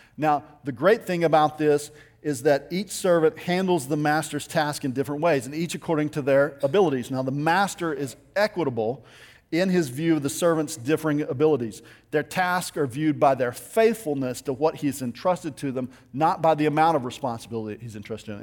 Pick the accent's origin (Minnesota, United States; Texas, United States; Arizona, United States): Texas, United States; Littlefield; I grew up in West Texas in a little town outside of Lubbock. It's called Littlefield